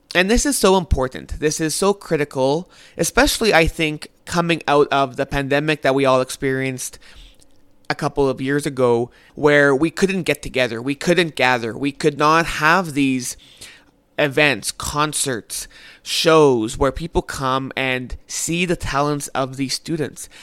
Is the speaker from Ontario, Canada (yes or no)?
no; Winnipeg, Manitoba, Canada; I am from Winnipeg, Manitoba, Canada